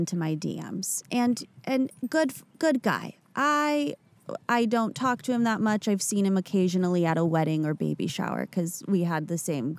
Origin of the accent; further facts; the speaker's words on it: Agoura Hills, California, United States; from LA. I grew up in the suburbs, like the valley.